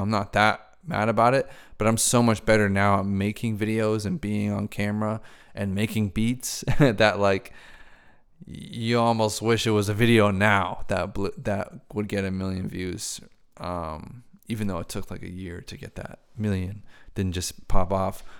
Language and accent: English; Boston, Massachusetts, United States; I'm here in Boston, so that's that's me, fully Irish. I'm an American though. I was born here